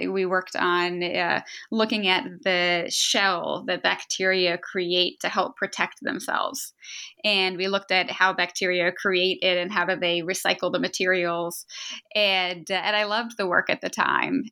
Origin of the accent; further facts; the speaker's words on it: outside Boston, Massachusetts, United States; moved away as an adult; now in Philadelphia, United States; I, I grew up outside Boston and, uh, and was there for most of my life through college.